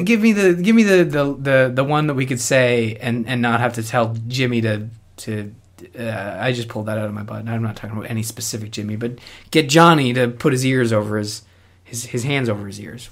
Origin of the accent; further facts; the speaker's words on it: Canada; I'm Canadian